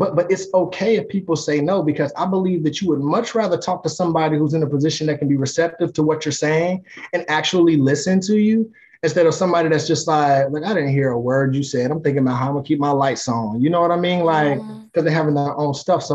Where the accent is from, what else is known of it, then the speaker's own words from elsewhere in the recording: Greensboro, North Carolina, United States; moved away; I'm from Greensboro, North Carolina. I go back home as often as my wife will